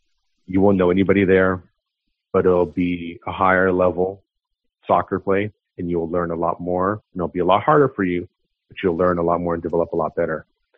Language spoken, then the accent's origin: English; Los Angeles, California, United States; now in Oakland, United States; I'm from Oakland, I was from LA, but I mean, I've been living in Oakland for 20 years, man.